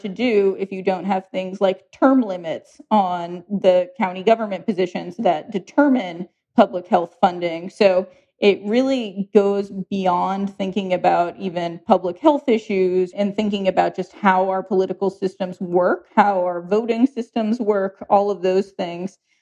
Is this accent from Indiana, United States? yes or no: no; Ohio, United States; moved away; I'm from Ohio